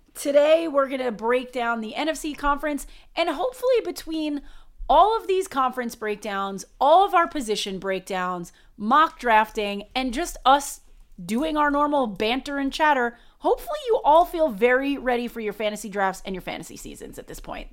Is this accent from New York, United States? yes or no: yes; New York, United States; I'm from New York